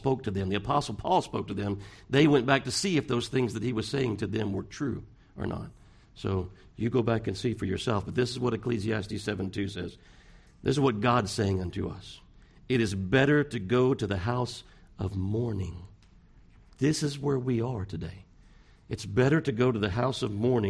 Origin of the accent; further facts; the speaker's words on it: Pasadena, United States; I'm from Pasadena